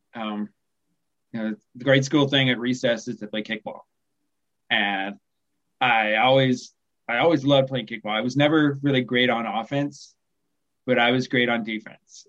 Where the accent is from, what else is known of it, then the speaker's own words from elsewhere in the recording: Kansas, United States; now in Fallbrook, United States; I live in Southern California now, but I grew up in the Midwest, Midwestern United States. I grew up right in the middle. I grew up in Kansas